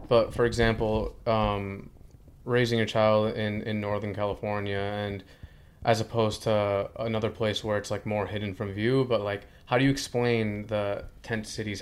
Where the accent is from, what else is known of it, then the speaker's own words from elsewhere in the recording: Ecuador; first language Spanish; English is a second language; I'm Ecuadorian, I speak, uh, Spanish fluently